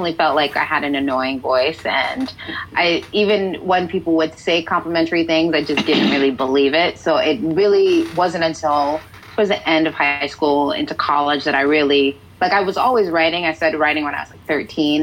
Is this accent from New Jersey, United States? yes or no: yes; New Jersey, United States; also born or lived in Bronx, New York; I was born in the Bronx. I lived there until I was, you know, like 7, and then I moved to Jersey, and I've been here ever since. So I'm a Jersey girl for the most part